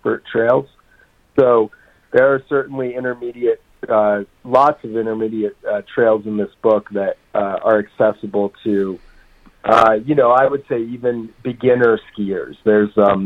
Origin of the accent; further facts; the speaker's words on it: Vermont, United States; also born or lived in New Mexico / Jackson Hole, Wyoming / East Coast; now in Colorado, United States; I grew up in Vermont and live in Colorado now